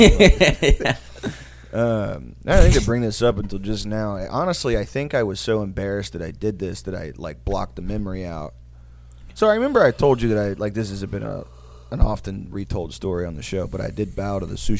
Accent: Odessa, Texas, United States; I was like, I'm from Odessa. And in my stupid-ass head, I was like, people from Kiev are going to Odessa, like, as refugees?

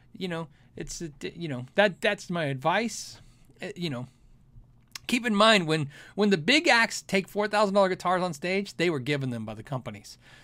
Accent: Tucson, Arizona, United States; now in Phoenix, United States; I grew up in Tucson, Arizona, my home growing up, we only had a swamp cooler. We didn't have A C. I live in Phoenix now.

